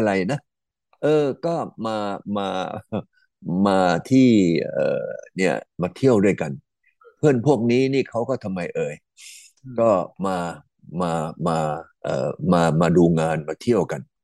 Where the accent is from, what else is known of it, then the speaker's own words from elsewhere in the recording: Tha Ruea, Kanchanaburi, Thailand; ผมเนี่ยก็เกิดที่ตำบลท ่าเรืออำเภอธรรมกาจังหวัดกาญจนบุรี